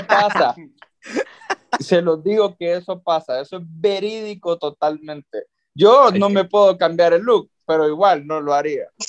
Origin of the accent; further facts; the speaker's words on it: Honduras; nosotros como hondureños